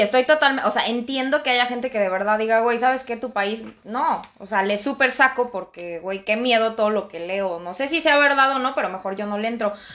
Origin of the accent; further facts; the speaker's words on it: Mexico; moved away as an adult; now in France; yo vengo de México